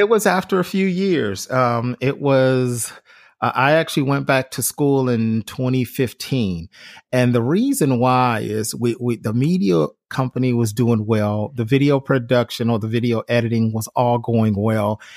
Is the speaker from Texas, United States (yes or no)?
no; Cleveland, Ohio, United States; growing up in Cleveland, Ohio